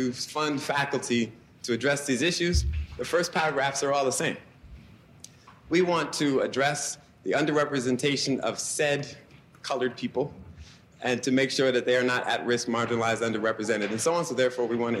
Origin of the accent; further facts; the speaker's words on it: New York City, New York, United States; moved away as an adult; now in Atlanta, United States; I grew up in New York. I went to school in Park Slope in the early 70s